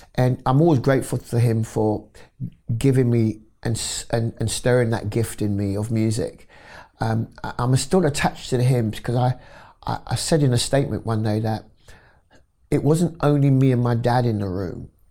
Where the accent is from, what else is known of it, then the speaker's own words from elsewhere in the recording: London, United Kingdom; I was born in London, North West London, in, uh, a wonderful area called Wilsden